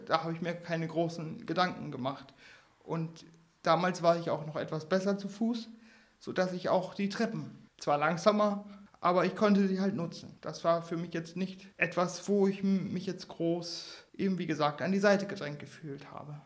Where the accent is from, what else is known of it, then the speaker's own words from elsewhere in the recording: Northern Germany, Germany; als Norddeutscher sehr heimisch fühlen